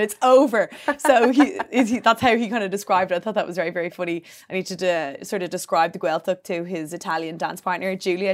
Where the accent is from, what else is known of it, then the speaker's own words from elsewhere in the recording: Bray, Leinster, Ireland; I'm from Bray